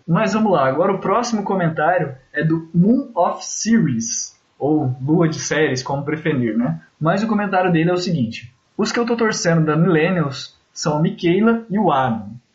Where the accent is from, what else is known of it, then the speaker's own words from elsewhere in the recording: interior of Paraná, Brazil; eu sou do interior do Paraná